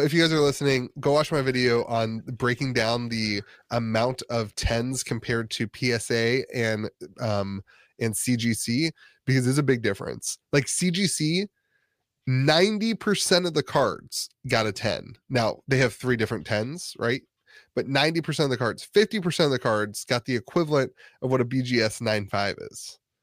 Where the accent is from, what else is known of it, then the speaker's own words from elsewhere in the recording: Northeast Ohio, United States; now in West Virginia, United States; I grew up in Northeast Ohio